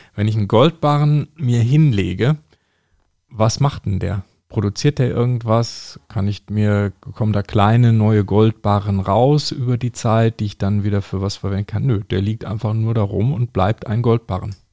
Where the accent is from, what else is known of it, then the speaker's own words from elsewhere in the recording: North Rhine-Westphalia, Germany; mein Heimatbundesland, nämlich ähm, Nordrhein-Westfalen. Da komme ich ja her